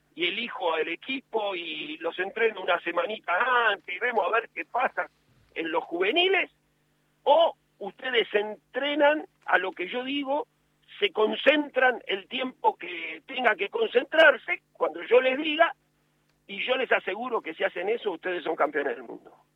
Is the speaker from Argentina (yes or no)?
yes; Buenos Aires, Argentina; yo nací en Lugano, eh, un barrio que, quiero mucho